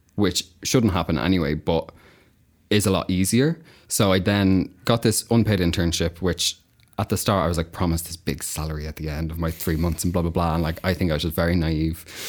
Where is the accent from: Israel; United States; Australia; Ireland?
Ireland; Kildare, Leinster; moved away as an adult; also born or lived in Carlow; now in London, United Kingdom; I'm from Ireland. I'm from a place called Kildare, which is just, like, outside